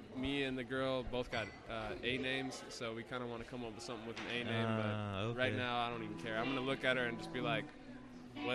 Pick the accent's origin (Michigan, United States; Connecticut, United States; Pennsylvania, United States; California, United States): California, United States; Oceanside; Where I was born, though.